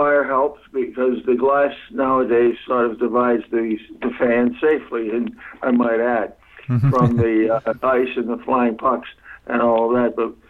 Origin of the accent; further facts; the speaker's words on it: Providence, Rhode Island, United States; Well, I was in awe of the American Hockey League. The Reds played at our rink in Providence, the old arena, Rhode Island Auditorium, and seated about 5,300.